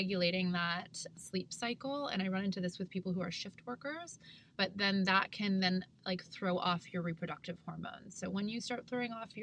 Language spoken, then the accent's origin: English; Canada; I'm from Canada